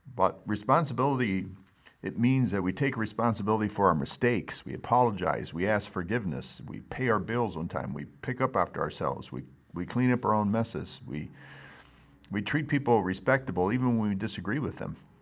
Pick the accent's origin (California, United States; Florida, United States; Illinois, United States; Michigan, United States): California, United States; now in Missouri, United States; I grew up in California